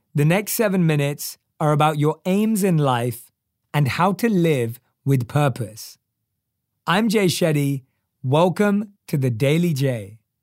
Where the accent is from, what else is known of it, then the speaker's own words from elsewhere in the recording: London, United Kingdom; we're both from London